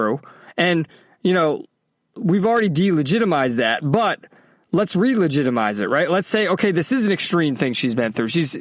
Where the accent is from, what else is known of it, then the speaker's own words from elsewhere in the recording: Massachusetts, United States; also born or lived in Clemson, South Carolina / California; now in Florida, United States; I grew up in Massachusetts, I was in Clemson, I was in California.